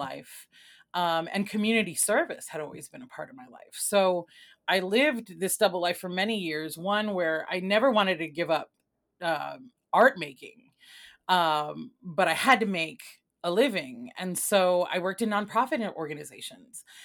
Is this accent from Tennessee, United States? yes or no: no; Chicago, Illinois, United States; also born or lived in Mayagüez, Puerto Rico / New York / Vermont / New Hampshire; I was born in Mayagüez, Puerto Rico, and I came to Chicago as a child. And I am, um, grew up here most of my life, C P S graduate